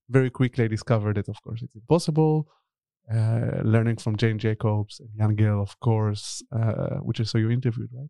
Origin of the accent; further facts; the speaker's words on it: Tel Aviv, Tel Aviv District, Israel; moved away as an adult; also born or lived in Berlin, Germany / Stockholm, Sweden; now in Netherlands; I'm originally from Tel Aviv, uh, but I live in Europe already for over ten years.